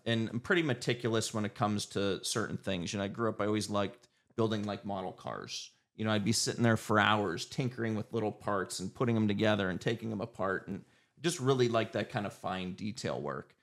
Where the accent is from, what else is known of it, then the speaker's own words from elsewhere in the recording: Erie, Pennsylvania, United States; born and raised in Erie.